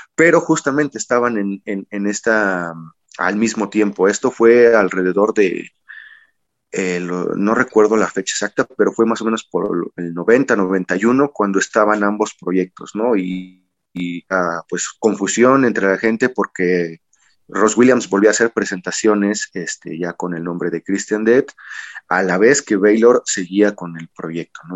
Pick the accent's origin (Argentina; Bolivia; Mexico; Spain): Mexico